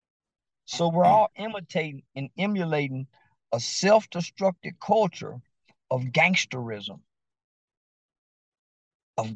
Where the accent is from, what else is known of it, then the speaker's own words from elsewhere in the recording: United States; I'm an American boy. American, born here, the seed of that nigger slave